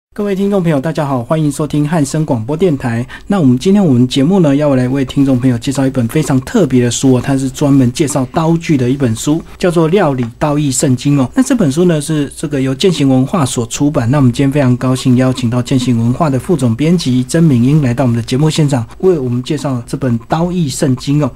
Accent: Taiwan; 我们台湾人

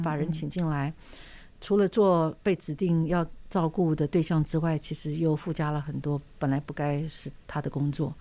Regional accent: Taiwan; 我们台湾人

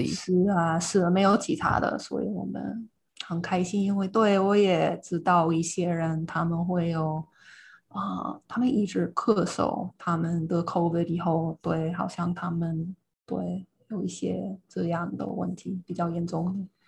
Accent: United States; Chinese is a second language; now in Taiwan; 我是美国人

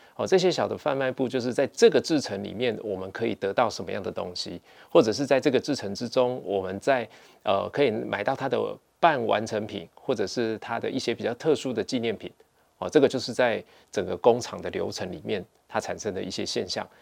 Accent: Taiwan; 我们台湾人

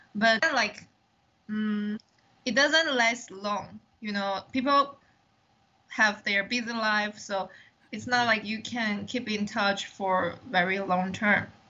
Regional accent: Taiwan; English is a second language; I'm the one from Taiwan

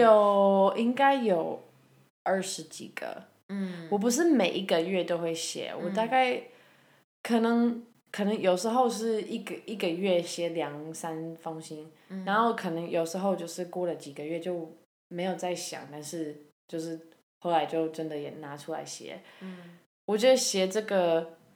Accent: Canada; now in Taiwan; 因为我是加拿大人，

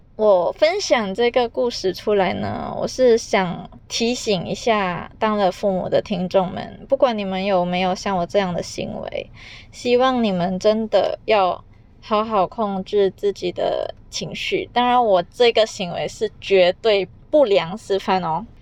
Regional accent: Malaysia; accent: Malaysian Chinese; 因为我是马来西亚人

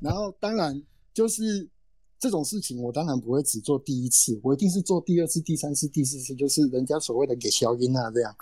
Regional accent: Tainan, Taiwan; also born or lived in Kaohsiung; 住在台南哎。我出生，我出生是在高雄出生，然后哦。长大的环境是在台南嗯。那自此之外就再也没有离开过台南这个区域嗯。我说在成长的过程中啊，就是嗯。求学的阶段啊，更甚至，更甚至是在找工作的阶段就没有再离开台南这个样子

